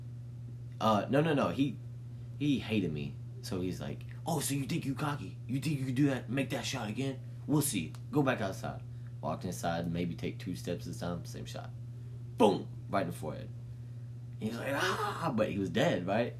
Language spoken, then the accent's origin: English; Mississippi, United States; I'm from Mississippi.